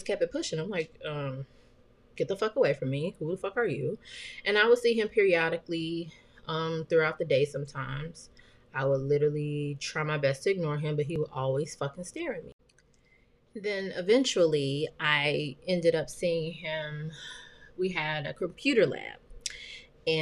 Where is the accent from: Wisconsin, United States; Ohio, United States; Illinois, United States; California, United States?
Illinois, United States; Chicago; moved away; I am from the West Side.